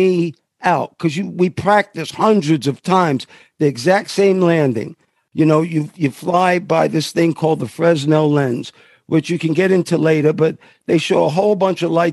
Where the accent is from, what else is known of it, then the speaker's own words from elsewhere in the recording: New York City, New York, United States; moved away; my inner being from New York City, from 102nd between Park and Madison